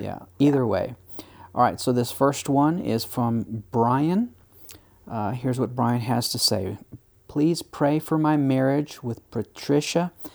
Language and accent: English; United States; as an American